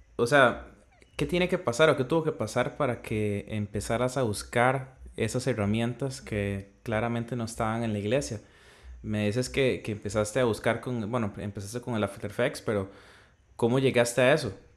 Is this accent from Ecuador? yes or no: no; Costa Rica; yo soy de Costa Rica y soy de una parte un poquito eh, alejado de la capital